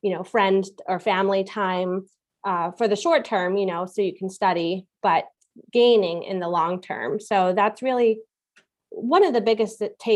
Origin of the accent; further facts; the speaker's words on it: Bethlehem, Pennsylvania, United States; I grew up in Bethlehem